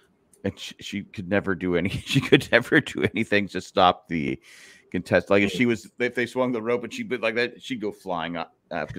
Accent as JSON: {"language": "English", "region": "Minnesota", "country": "United States", "said": "I'm from Minnesota."}